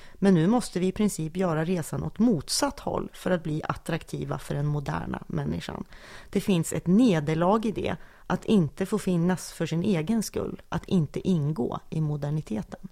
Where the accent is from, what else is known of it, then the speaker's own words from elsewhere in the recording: Sundsvall, Västernorrland County, Sweden; att komma från Sundsvall